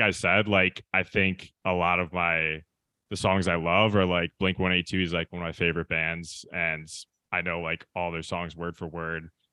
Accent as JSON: {"language": "English", "region": "Michigan", "country": "United States", "moved": "yes", "lives_now": "Los Angeles, United States", "said": "I'm from the Midwest, I'm from Michigan"}